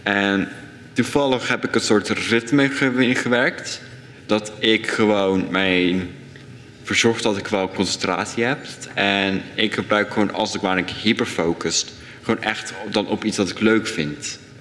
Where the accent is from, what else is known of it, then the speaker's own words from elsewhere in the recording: Dordrecht, South Holland, Netherlands; ik ben geboren in Dordrecht voor best. En ik leef hier nog steeds al mijn jaren